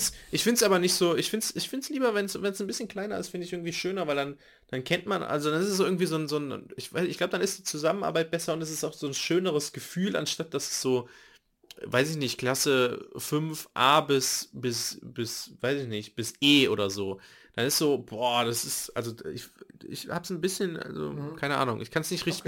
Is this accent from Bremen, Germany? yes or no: no; Nettetal, North Rhine-Westphalia, Germany; in der Nähe von Nettetal, meinem Heimat, meiner Heimatstadt, wo ich geboren wurde, beziehungsweise wo ich aufgewachsen bin